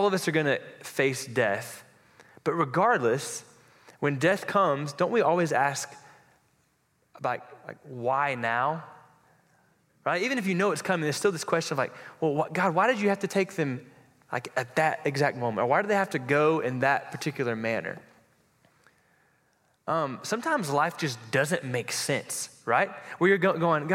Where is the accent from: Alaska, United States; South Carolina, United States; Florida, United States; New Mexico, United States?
Florida, United States; I grew up in Florida, and my wife and I did